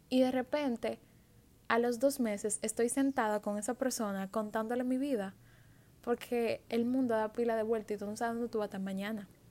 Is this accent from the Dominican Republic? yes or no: yes; Dominican Republic; en mi país